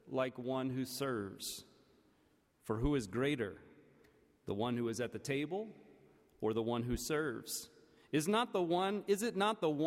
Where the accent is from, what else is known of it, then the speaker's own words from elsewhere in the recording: the American South, United States; as a Southerner